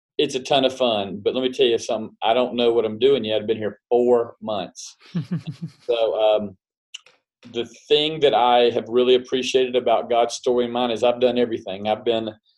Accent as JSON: {"language": "English", "region": "South Carolina", "country": "United States", "tie": "born or raised there", "said": "born and raised in South Carolina"}